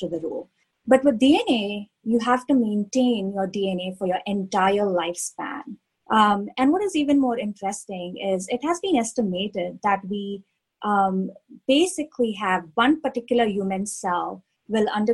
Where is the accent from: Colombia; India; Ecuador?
India; now in Pittsburgh, United States; I grew up in India